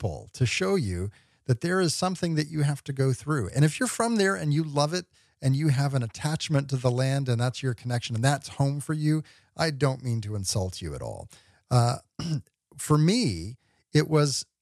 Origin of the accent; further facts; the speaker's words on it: Oklahoma, Texas, Midwest, United States; moved away as an adult; now in Pacific Northwest, United States; I grew up in the Midwest. I grew up, spent a lot of time in Oklahoma, a lot of time in Texas.